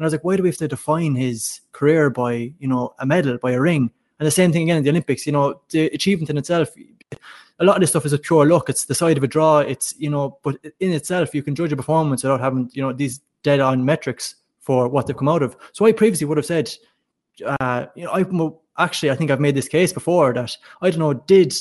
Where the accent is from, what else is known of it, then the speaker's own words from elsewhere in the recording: Galway, Connacht, Ireland; I'm from Rahoon, which is out west.